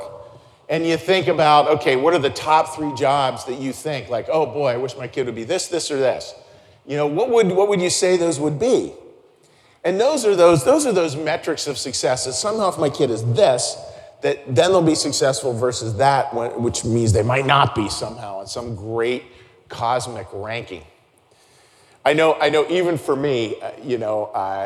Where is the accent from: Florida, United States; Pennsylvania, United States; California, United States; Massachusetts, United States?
Pennsylvania, United States; Pittsburgh; growing up in Pittsburgh